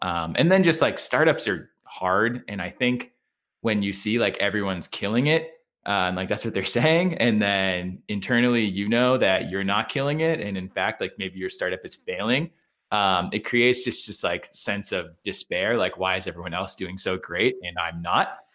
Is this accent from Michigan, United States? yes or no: no; Hanover, Massachusetts, United States; I'm, uh, from Massachusetts, born and bred. Uh, I grew up in Hanover, Mass, uh, which is on the way to the Cape in a region called the South Shore, kinda south of Boston